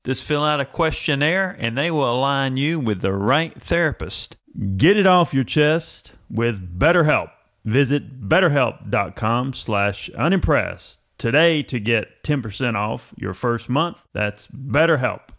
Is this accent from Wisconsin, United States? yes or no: no; North Carolina, United States; I was born in North Carolina